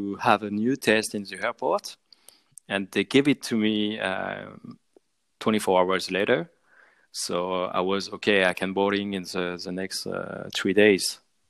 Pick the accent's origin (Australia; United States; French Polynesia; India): French Polynesia; Tahiti; English is a second language; also born or lived in Southeast France / Brittany; now in Biarritz, France; So I'm born in French Polynesia, so I grew up there in Tahiti, and then with my parents we moved back in France and live in southeast of France, in Mediterranean.